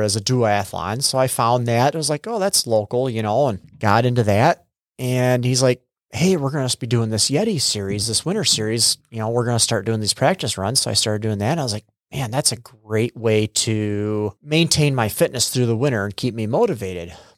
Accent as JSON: {"language": "English", "country": "United States", "tie": "born or raised there", "also_born_or_lived": "Freeport", "said": "I'm originally from the area. Uh, I was actually born up in Freeport, and then when I was a couple years old, my parents moved down here to a farm, and I was raised on a dairy farm"}